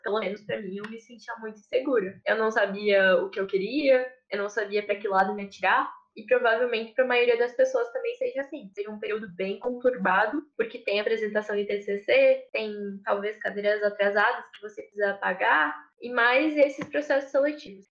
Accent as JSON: {"language": "Portuguese", "town": "Erechim", "region": "Rio Grande do Sul", "country": "Brazil", "said": "sou de Erechim, no norte do Rio Grande do Sul"}